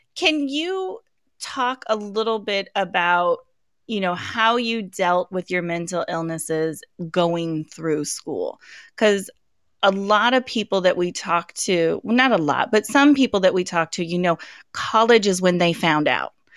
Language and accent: English; Colorado, United States; moved away; I grew up in Colorado. That's my, that's my home state